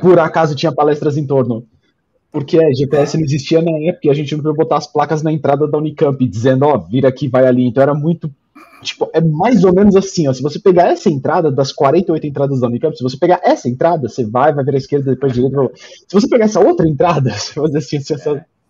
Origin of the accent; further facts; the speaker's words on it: São Paulo, Brazil; moved away; also born or lived in Jaguariúna / United States; eu nasci em São Paulo e ah, mudei de São ah, Paulo para tá. Jaguariúna.